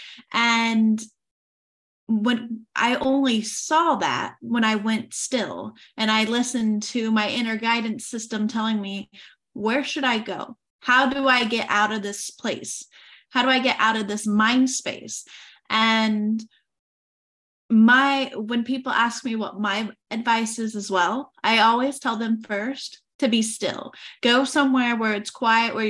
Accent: Oklahoma, United States; moved away as an adult; now in France; I am originally from Oklahoma and I moved to France in 2018.

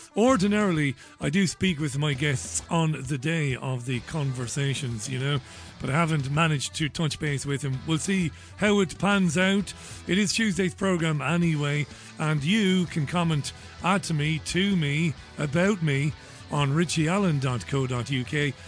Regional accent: Ireland; moved away; I was born and reared in God's country, that would be Ireland

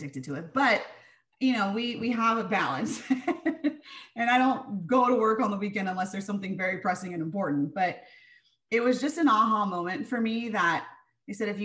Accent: San Diego, California, United States; growing up in San Diego

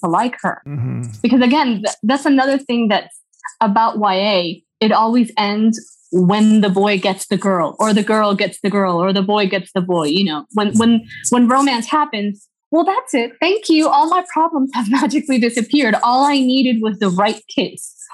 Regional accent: United States; also born or lived in Pereira, Colombia / Minnesota / Atlanta, Georgia; now in Colombia; Minnesota uh, for the first part of my childhood and then to Georgia. in Atlanta

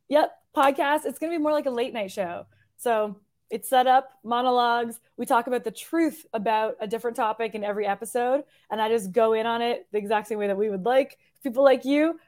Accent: Hamilton, Ontario, Canada; moved away as an adult; also born or lived in Toronto; now in Nashville, United States; I'm originally from Hamilton and then lived in Toronto for years

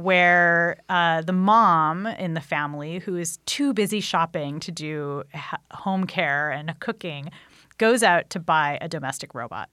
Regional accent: Anaheim, California, United States; when I was a kid, I grew up right near Disneyland

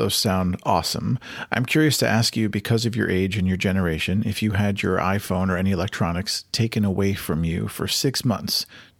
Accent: United States; you and I were raised in America by middle-class families

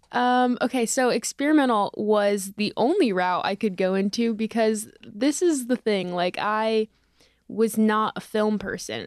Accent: Parkland, Florida, United States; moved away as an adult; I'm from Parkland, Florida

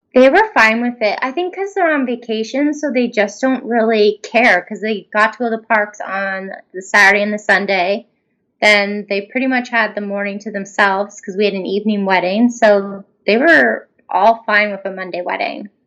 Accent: Canada; we're all from Canada

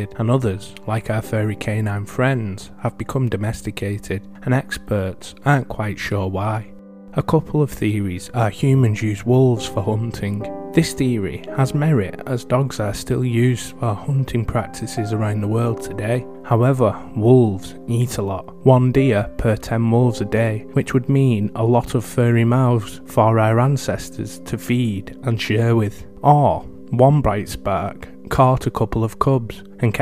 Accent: England, United Kingdom; my home country of England

